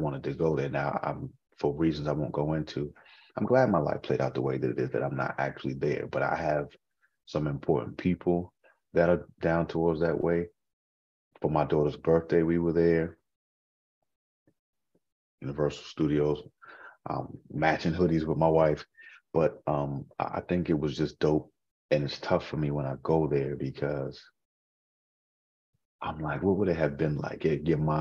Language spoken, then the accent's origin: English; Boston, Massachusetts, United States; now in Maryland, United States; I'm from Boston. I live in Maryland now